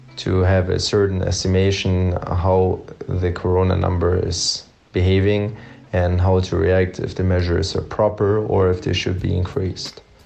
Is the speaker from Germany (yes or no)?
yes; Stuttgart, Baden-Württemberg, Germany; moved away as an adult; now in Belgrade, Serbia; I'm from Stuttgart, Germany